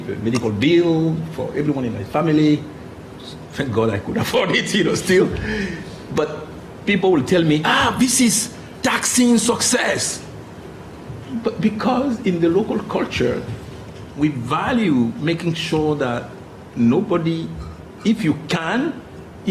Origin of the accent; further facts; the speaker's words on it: Cotonou, Littoral, Benin; moved away; My hometown, you know, my Cotonou is pretty poor